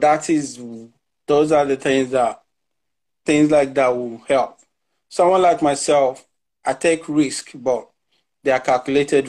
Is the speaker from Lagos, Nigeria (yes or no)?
yes; Lagos, Nigeria; moved away; I'm a typical Nigerian guy. I grew up in Lagos